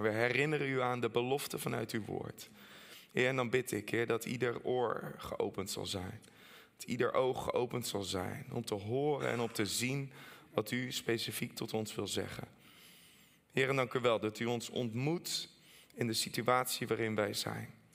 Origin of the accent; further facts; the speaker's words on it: Netherlands; ook als Nederlander